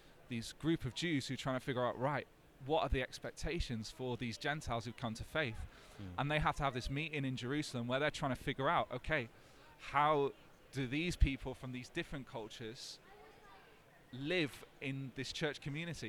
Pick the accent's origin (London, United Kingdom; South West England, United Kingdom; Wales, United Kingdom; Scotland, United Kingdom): Wales, United Kingdom; North; growing up in North Wales, the only non-white person in my town